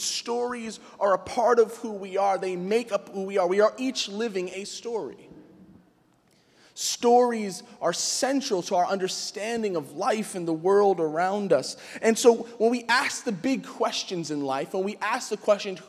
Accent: New York City, New York, United States; I grew up in Queens

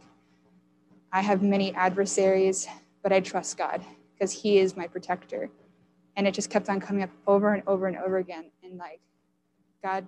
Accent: United States; I'm an American

